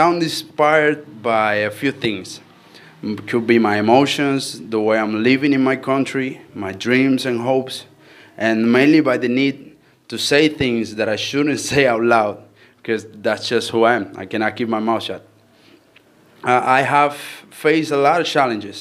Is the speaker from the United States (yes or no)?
no; Cuba; I'm an artist from Cuba